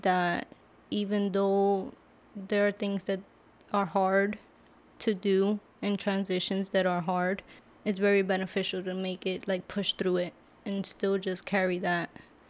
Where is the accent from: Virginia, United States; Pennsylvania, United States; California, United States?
Pennsylvania, United States; Lebanon; English is a second language; also born or lived in Brooklyn, New York; I was born in Brooklyn, New York, and we moved here when I was about 9 years old, and I grew up here in Lebanon.